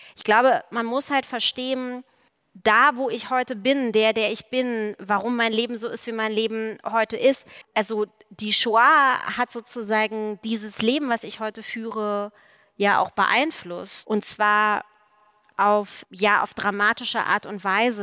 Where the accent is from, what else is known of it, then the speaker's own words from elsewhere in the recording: East Germany, Germany; Ich bin ja aus der DDR